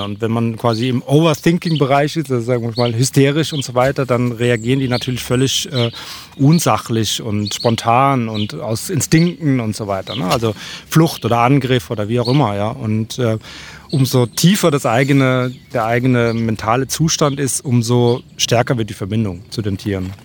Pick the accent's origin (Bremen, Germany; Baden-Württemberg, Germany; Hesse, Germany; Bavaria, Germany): Hesse, Germany; ich bin geboren hier in Deutschland und aufgewachsen, aber habe äh, norwegische Eltern